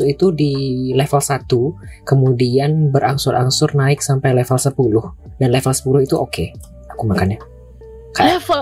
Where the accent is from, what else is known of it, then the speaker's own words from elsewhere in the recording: Payakumbuh, West Sumatra, Indonesia; also born or lived in Padang; Aku asli Payakumbuh, Sumatera Barat. Um, ya, sebelumnya domisili di Padang, Sumatera Barat, tetapi pindah ke Payakumbuh sejak akhir November kalau tidak salah.